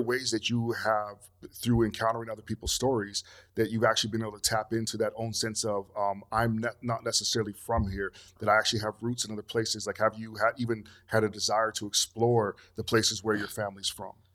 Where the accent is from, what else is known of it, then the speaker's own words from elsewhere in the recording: Canada; moved away as an adult; also born or lived in Togo (ancestry); now in Los Angeles, United States; I grew up in Canada